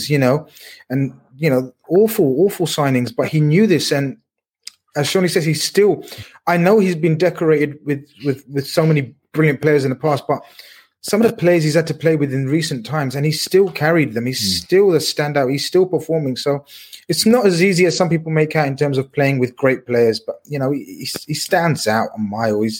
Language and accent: English; Scotland, United Kingdom; I grew up in the Maradona era. I was a, a, a wee kid, and um, but I still